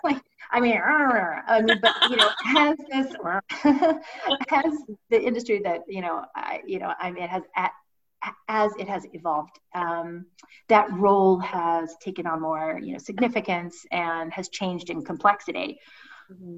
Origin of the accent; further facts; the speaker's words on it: Ohio, United States; I'm from Ohio. We say I'm sorry